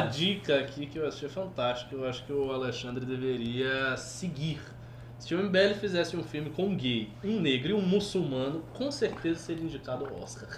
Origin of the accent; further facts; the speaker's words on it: Northeast Region, Brazil; eu sou nordestino, eu sou muçulmano